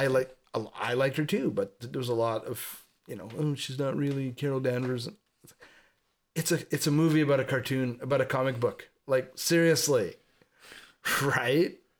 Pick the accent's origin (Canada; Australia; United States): Canada; a suburb of Montreal, Quebec; we had a movie theater in my hometown, which was a suburb of Montreal